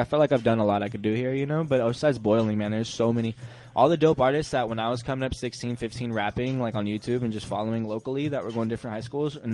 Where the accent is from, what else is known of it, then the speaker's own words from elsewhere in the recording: Oceanside, California, United States; I'm from Oceanside. I'm from the West Coast